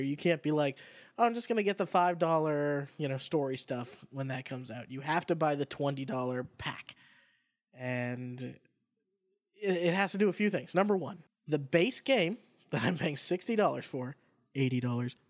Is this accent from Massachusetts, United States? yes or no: yes; Boston, Massachusetts, United States; moved away; It's in my hometown, and then it's an excuse to go home if I'm not home already.